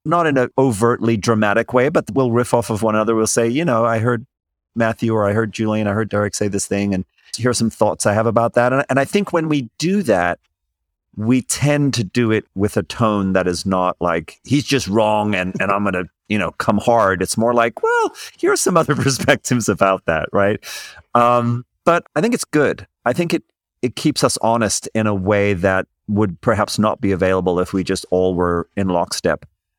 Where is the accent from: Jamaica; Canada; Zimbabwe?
Zimbabwe; also born or lived in South Africa; I came from Zimbabwe and South Africa. We have our own cultural and political backgrounds that play into how we're going to see different issues.